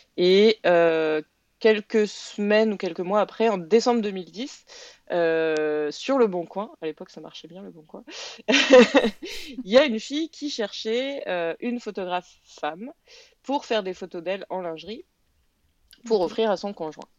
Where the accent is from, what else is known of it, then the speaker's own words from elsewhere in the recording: France; now in Quebec, Canada; je suis française